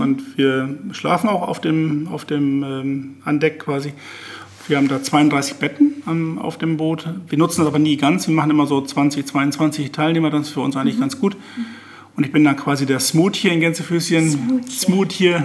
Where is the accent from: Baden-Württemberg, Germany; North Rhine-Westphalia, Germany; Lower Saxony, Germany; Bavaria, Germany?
Lower Saxony, Germany; Visbek; Fisbeck ist natürlich meine Heimatstadt, da bin ich geboren, da habe ich mein Leben verbracht, da arbeite